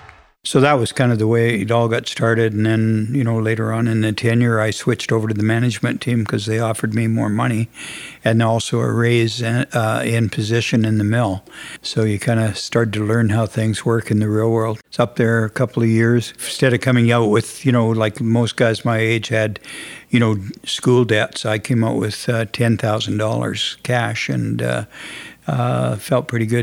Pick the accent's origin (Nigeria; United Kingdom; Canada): Canada; Saskatchewan; moved away; also born or lived in Edmonton, Alberta / Uranium City; I was born and raised in Saskatchewan, but my mom and dad were separated and I lived with my mother and we had moved to Edmonton in 1959